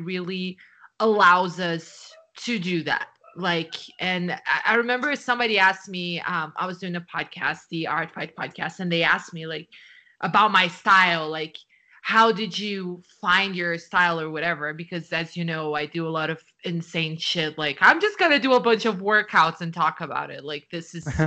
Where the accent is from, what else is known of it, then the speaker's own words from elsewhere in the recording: Brazil; English is a second language; moved away; in Brazil, like, the way I grew up was reading subtitles